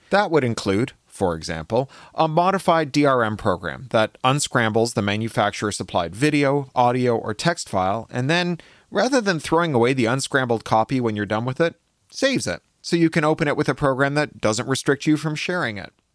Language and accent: English; Canada; now in Los Angeles, United States; I was born in Canada